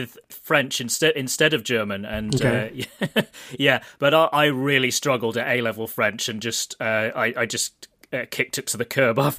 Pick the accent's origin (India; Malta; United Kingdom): United Kingdom; Southern England; accent: southern; also born or lived in Lancaster / Russia; I'm from Southern England